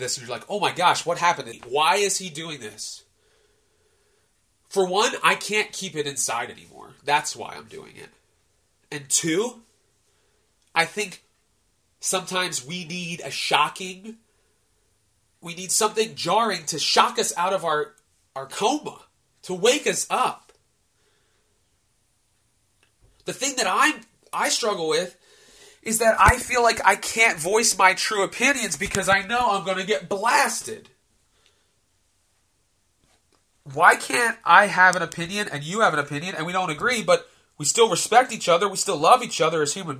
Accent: United States; as an American

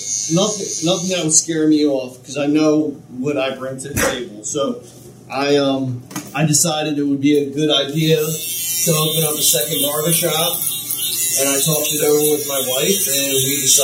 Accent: Norristown, Pennsylvania, United States; I grew up in Norristown, Main Street.

